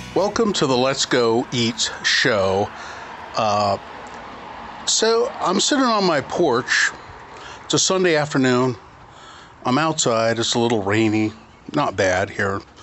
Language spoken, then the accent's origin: English; Utah, United States; I grew up here in Utah